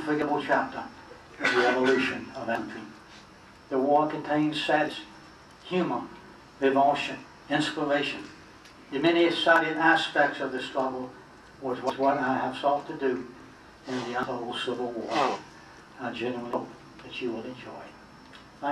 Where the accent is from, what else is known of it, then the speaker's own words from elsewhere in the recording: the South, United States; I'm a Southerner